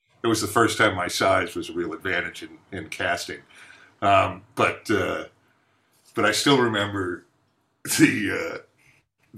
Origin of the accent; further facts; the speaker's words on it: Newton, Massachusetts, United States; I'm from Newton.